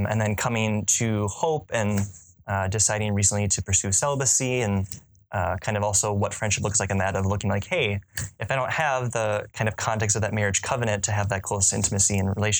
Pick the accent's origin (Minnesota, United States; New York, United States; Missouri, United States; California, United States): Minnesota, United States; Woodbury; my entire life growing up in Woodbury